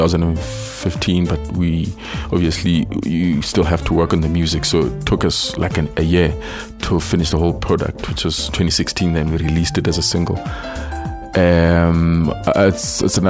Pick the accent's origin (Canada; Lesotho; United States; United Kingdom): Lesotho; moved away as an adult; also born or lived in Free State, South Africa; now in Johannesburg, South Africa; I've always been living in Lesotho, Maputo